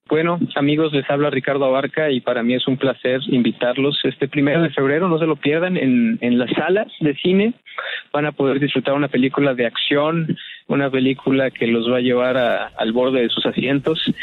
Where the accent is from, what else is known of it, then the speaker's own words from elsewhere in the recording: Morelia, Michoacán, Mexico; yo soy de Morelia